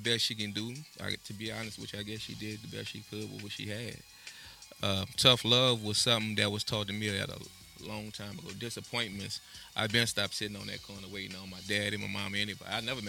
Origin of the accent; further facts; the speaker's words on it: New Orleans, Louisiana, United States; West Bank, 1.5. Born in the Fisher Project. Went through the system at an early age. So I was also born 1928 Merle Street. So I'm half and half Fisher and Christopher Holmes.